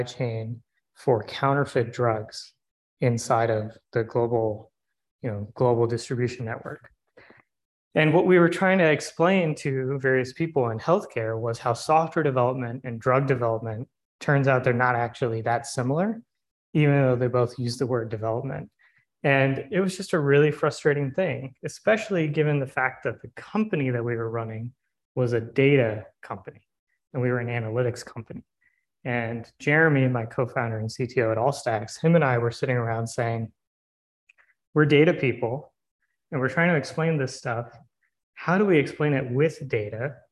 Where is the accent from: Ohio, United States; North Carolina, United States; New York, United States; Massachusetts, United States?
North Carolina, United States; Raleigh; I was born and raised in Raleigh